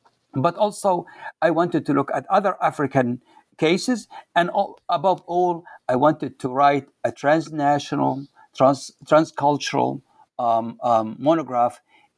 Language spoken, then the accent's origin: English; Waddan, Jufra District, Libya; So they asked me, "Where are you from?" I said, "I am from Wadan."